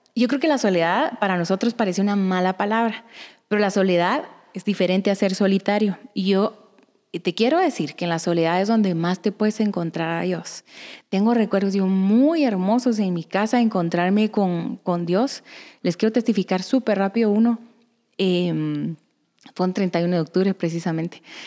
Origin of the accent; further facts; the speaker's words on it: Guatemala; moved away as an adult; also born or lived in Guatemala City; soy del interior de Guatemala y esa es la razón por la que salí de mi casa